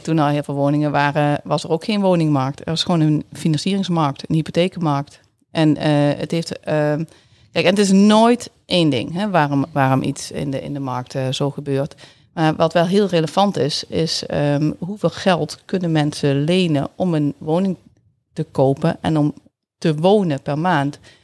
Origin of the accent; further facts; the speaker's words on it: Netherlands; accent: zachte G; moved away as an adult; also born or lived in Tilburg / Groningen; now in Assen, Netherlands; mijn zachte G die ga ik gewoon niet verliezen